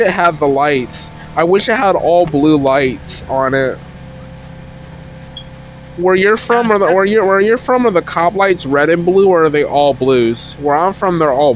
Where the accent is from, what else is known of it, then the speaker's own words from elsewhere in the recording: the Carolinas, United States; I'm from the Carolinas